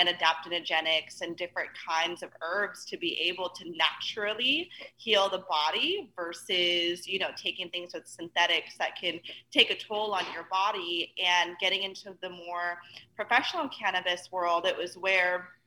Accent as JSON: {"language": "English", "region": "Northern California", "country": "United States", "tie": "born or raised there", "also_born_or_lived": "Sacramento", "said": "I grew up in Northern California"}